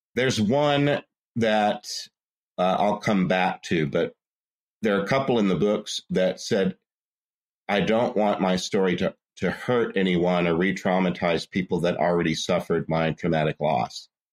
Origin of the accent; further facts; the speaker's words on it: Port Arthur, Texas, United States; I'm from Port Arthur, Texas, which is the southeast corner of Texas on the Gulf Coast